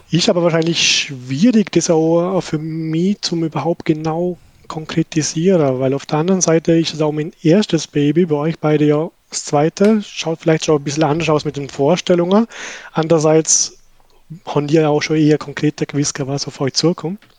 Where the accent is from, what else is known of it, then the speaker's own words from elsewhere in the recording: Vorarlberg, Austria; accent: Vorarlberg dialect; Wie der Adi schon erwähnt hat, bin Vorarlberger und bin nicht so gepflegt im Schweizer Dialekt, aber ja, ich bin Vorarlbergerisch reden